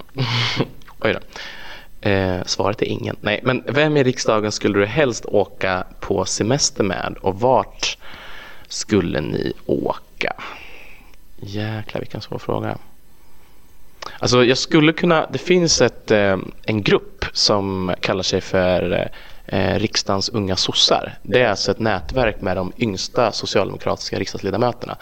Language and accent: Swedish; Filipstad, Värmland, Sweden; OLV produceras i min hembygd